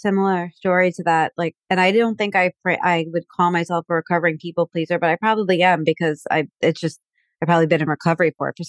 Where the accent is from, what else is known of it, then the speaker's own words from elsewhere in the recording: New York, United States; Like those, it's like you said, like Latino and gay. I'm from New York.